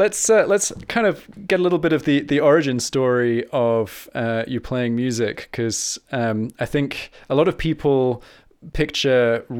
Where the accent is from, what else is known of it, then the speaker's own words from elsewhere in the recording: South East England, United Kingdom; born there; also born or lived in Argentina / France; So I was born in Kent, not too far from where you are, and then moved to Argentina, And then moved back to England, and then went to France for the biggest chunk of my schooling